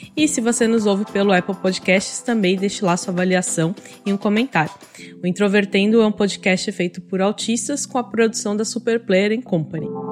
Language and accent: Portuguese; São Paulo, Brazil; now in Florianópolis, Brazil; Eu nasci em São Paulo, mas hoje eu moro em Florianópolis, em Santa Catarina